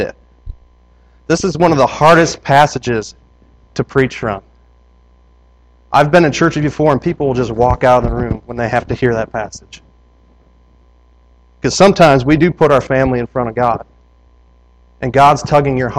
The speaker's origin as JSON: {"language": "English", "region": "Wisconsin", "country": "United States", "said": "I'm from Wisconsin"}